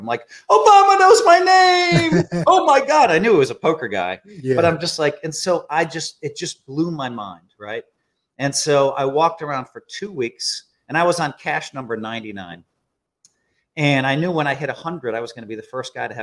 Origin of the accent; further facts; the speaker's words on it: Wisconsin, United States; I'm from Wisconsin